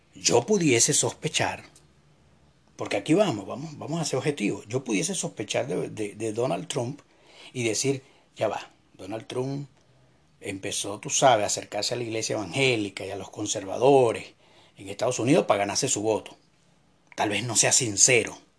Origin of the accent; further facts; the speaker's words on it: Venezuela; moved away as an adult; yo como venezolano que sufro una dictadura socialista, que salí de mi país hace cuatro años